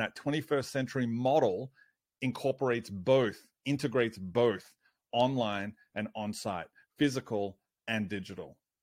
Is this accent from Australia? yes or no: yes; Australia